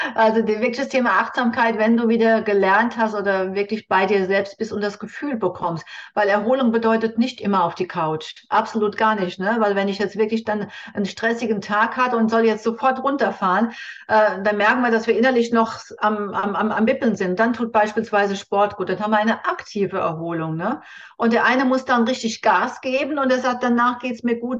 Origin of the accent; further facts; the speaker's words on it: Germany; bei uns in Deutschland